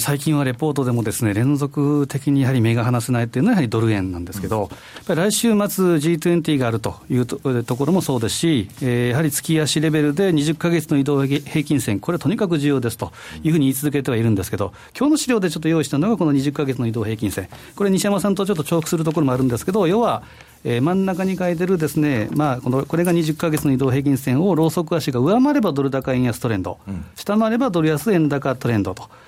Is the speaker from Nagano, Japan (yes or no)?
no; Osaka, Japan; 大阪ということで、はいこれは私のふるさとでもあるんですけど